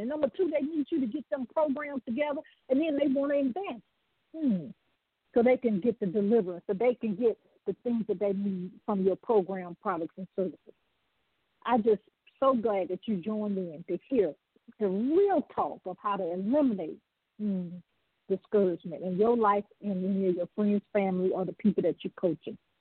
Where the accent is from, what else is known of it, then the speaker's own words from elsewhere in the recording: the South, United States; I'm from the South